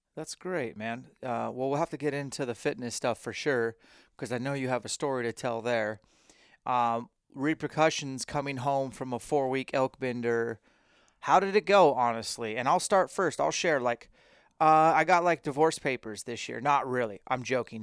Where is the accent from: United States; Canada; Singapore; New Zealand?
United States; Spokane, Washington; live in Spokane, where I'm from, for a while